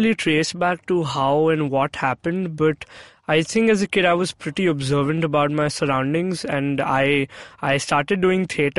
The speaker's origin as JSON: {"language": "English", "region": "Chandigarh", "country": "India", "also_born_or_lived": "Mumbai", "said": "I was born in Chandigarh, I'm from Chandigarh. Both my parents have like been born and brought up in Chandigarh, and they met over there, they got married, I was born. But I think the year I got born, my dad got transferred to Mumbai."}